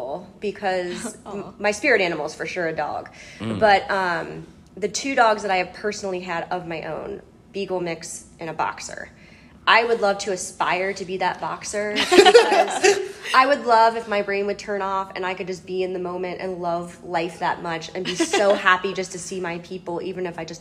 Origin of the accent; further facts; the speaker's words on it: Cincinnati, Ohio, United States; my hometown is in Cincinnati, Ohio.